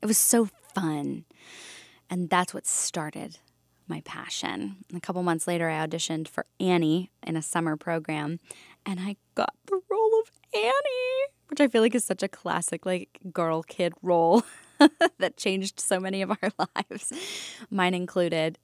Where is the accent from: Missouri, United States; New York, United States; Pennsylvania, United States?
Pennsylvania, United States; Valley Forge; I grew up just outside of Philadelphia in a town called Valley Forge.